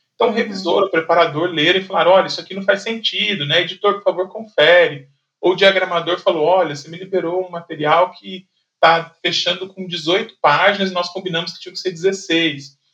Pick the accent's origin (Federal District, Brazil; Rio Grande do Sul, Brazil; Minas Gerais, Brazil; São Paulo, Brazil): São Paulo, Brazil; São José dos Campos; eu trabalhava em São Paulo, mas eu sou de São José dos Campos